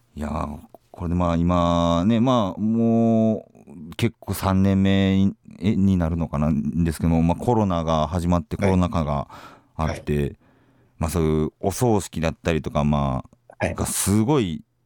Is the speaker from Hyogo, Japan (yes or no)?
yes; Kobe, Hyogo, Japan; 僕の実家神戸なんですけど